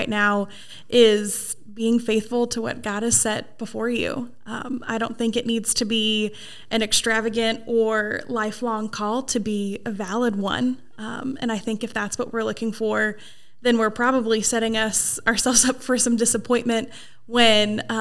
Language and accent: English; Portland, Oregon, United States; moved away as an adult; now in East Tennessee, United States; I grew up in Portland, Oregon, but East Tennessee has been home for a long time